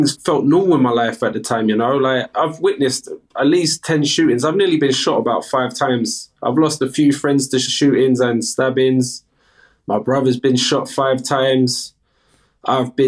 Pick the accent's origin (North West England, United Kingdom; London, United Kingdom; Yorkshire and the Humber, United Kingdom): London, United Kingdom; I'm from the UK, from London, South London, Battersea, 36 years old. So I spent majority of my years in London.